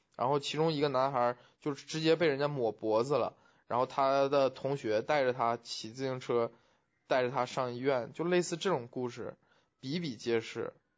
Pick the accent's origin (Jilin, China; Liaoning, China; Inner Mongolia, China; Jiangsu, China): Liaoning, China; Huludao; moved away; 其实我在高中以前，我们家是生活在，就是我的老家生活在是小县城里面